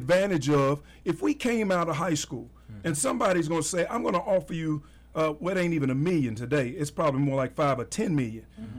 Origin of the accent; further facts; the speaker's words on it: Louisville, Kentucky, United States; where I grew up in the West End.